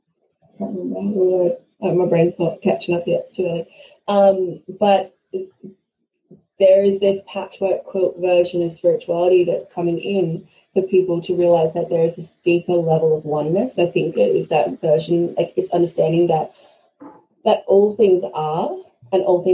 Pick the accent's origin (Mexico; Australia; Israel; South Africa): Australia; I'm Australian by birth, but I'm Scottish by origin, the bloodline way back